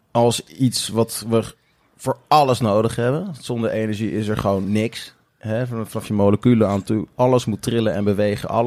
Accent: The Hague, South Holland, Netherlands; ja, wij zijn … we zijn met z'n vieren en we komen uit Den Haag en we komen spelen.

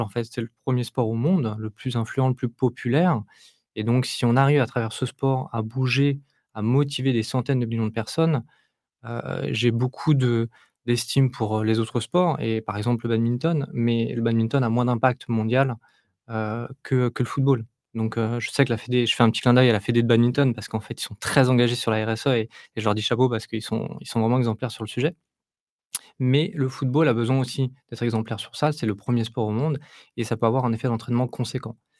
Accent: Île-de-France, France; je suis de l'Île-de-France, donc j'ai baigné dans, le foot euh, populaire dans mon enfance

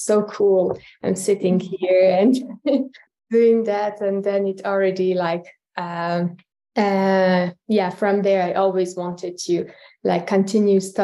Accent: Tehran, Tehran Province, Iran; moved away as an adult; now in Luxembourg; I'm originally from Iran. I was born in Tehran. And I left Iran about 11 years ago in 2012

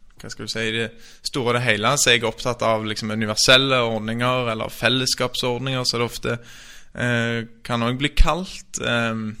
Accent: Stavanger, Rogaland, Norway; moved away as an adult; also born or lived in Oslo; Jeg er født og oppvokst i Stavanger

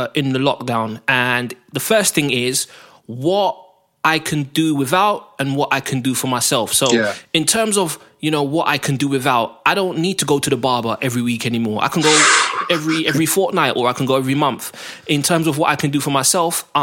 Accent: London, United Kingdom; I grew up in Northwest London, just like you, Northwest 10 to be precise

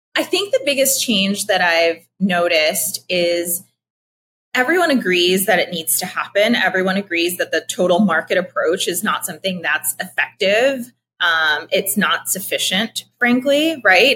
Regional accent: Philadelphia, Pennsylvania, United States; moved away; also born or lived in New York / Austin / Puerto Rico; I'm Puerto Rican, uh, but uh, raised in Philadelphia, lived in New York most of my life

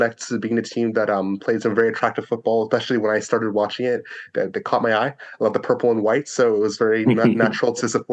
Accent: Canada; also born or lived in Jamaica; I'm Jamaican-born, but I've lived in Canada basically my whole life.

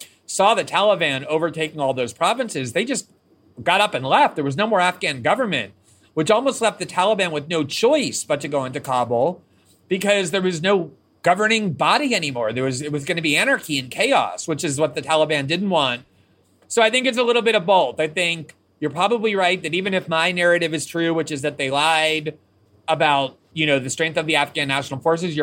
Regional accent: United States; I'm American

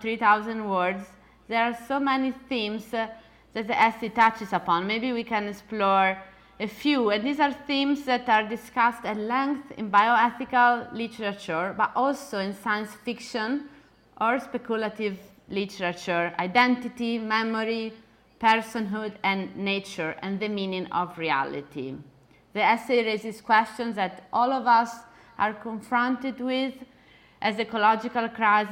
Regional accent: Italy; accent: Italian; my Italian accent

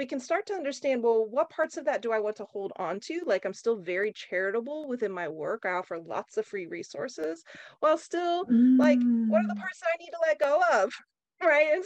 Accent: Oklahoma, United States; growing up in Oklahoma, you know, in the country

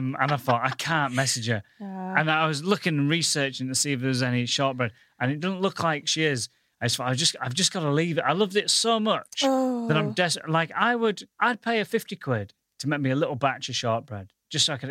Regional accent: Goole, Yorkshire and the Humber, United Kingdom; now in London, United Kingdom; I come from the northern town of Goole

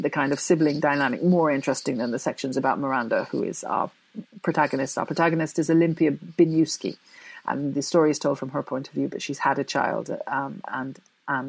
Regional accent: Jamaica; also born or lived in Coventry, England; I was born in England, in Coventry specifically. But when I was six, I went to Jamaica, and that's where I grew up

